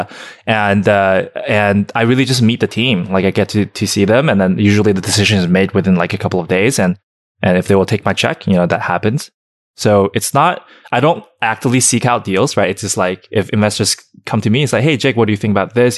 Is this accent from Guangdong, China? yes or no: yes; Shenzhen, Guangdong, China; also born or lived in Alabama; now in Los Angeles, United States; someone who grew up born in China